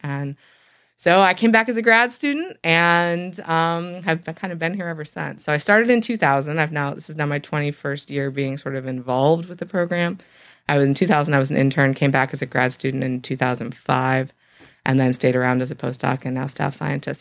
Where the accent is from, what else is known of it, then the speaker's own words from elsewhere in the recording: Michigan, United States; moved away; I actually grew up in Michigan